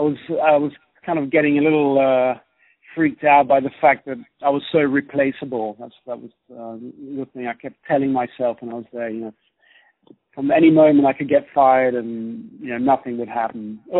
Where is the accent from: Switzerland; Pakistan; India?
Switzerland; accent: British; also born or lived in Germany / United Kingdom; now in China; but actually originally I'm from Switzerland and Germany.